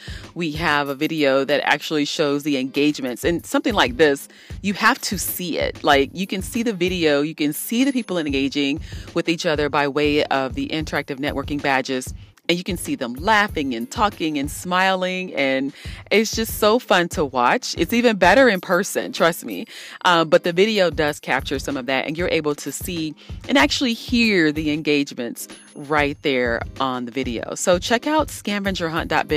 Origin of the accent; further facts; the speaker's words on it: Columbus, Ohio, United States; I'm from Columbus, Ohio.